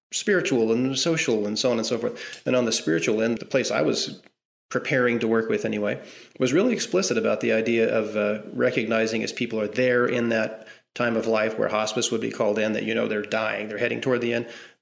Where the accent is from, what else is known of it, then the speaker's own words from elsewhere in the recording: Southwest Missouri, United States; moved away as an adult; also born or lived in Arkansas / Texas; I'm from Southwest Missouri. I was born in Arkansas, raised in Southwest Missouri my whole life.